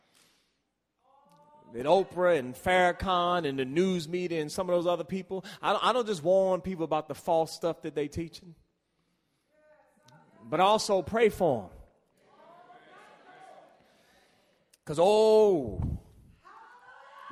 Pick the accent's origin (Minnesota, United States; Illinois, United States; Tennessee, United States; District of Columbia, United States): District of Columbia, United States; Washington; I grew up in Washington, D.C., Georgia Avenue.